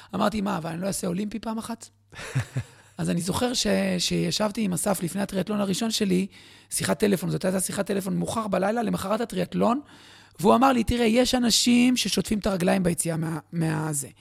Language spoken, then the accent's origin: Hebrew; Bat Yam, Tel Aviv District, Israel; also born or lived in Jerusalem; גדלתי בבת ים, הכי רחוק מהים שאפשר